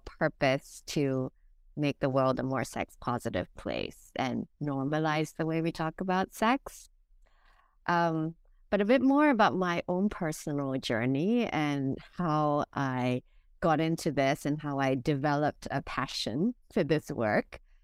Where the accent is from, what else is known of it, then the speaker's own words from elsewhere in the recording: Singapore; now in Hong Kong; I am originally from Singapore, but I've lived in Hong Kong for over the past fifteen years